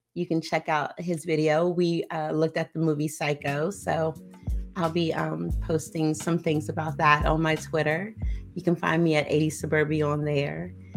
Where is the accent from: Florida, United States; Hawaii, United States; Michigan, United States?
Hawaii, United States; I am from Hawaii